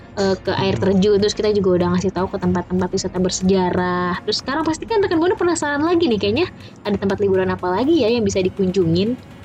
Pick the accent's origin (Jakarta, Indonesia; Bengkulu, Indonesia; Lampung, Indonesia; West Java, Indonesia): Jakarta, Indonesia; gue emang lahir di Jakarta, dari kecil di Jakarta